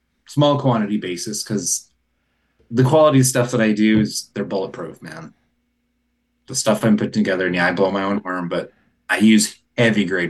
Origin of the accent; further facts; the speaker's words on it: Bisbee, Arizona, United States; my hometown of Bisbee